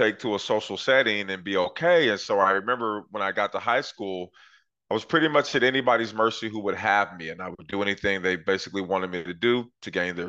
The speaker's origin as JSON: {"language": "English", "town": "Portland", "region": "Oregon", "country": "United States", "tie": "born or raised there", "said": "I grew up in Northeast Portland, Oregon in the 80s"}